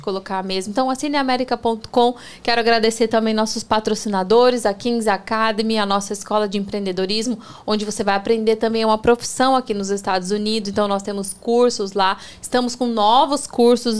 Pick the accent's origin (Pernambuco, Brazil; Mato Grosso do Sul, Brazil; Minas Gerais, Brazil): Mato Grosso do Sul, Brazil; Campo Grande; moved away as an adult; now in Orlando, United States; eu sou do Pantanal